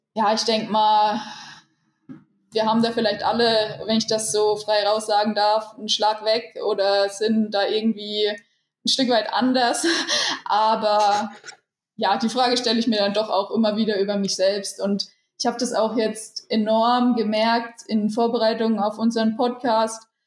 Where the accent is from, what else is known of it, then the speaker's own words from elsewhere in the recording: Rhön, Franconia, Bavaria, Germany; moved away as an adult; now in Gera, Germany; Ich bin wohnhaft in Gera und komme aber aus der schönen Rhön, aus dem Franken. Und ja, mich hat es nach Gera verschlagen, einfach aus sportlichen Gründen, aus trainingstechnischen Gründen. Aber meine Heimat, wie gesagt, ist in der Rhön.